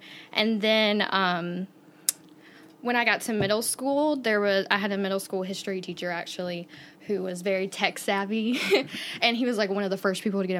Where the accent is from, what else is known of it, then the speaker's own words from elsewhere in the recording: Byram, Mississippi, United States; I'm from Byram, Mississippi, which is like 10 minutes south of Jackson. Grew up there my entire life